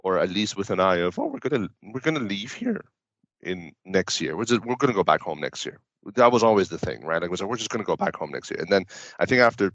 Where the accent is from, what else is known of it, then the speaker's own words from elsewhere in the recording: Düsseldorf, North Rhine-Westphalia, Germany; first language Persian; English is a second language; moved away as an adult; also born or lived in Iran; now in Canada; I lived there until about grade one or grade two, and then I moved to Germany right after that, and I grew up in Germany until I was 18